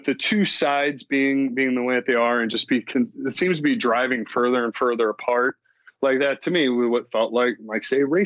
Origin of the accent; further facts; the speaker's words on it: Missouri, United States; now in Los Angeles, United States; I am from Missouri, which is a red state, but I live in, you know, the liberal capital of Los Angeles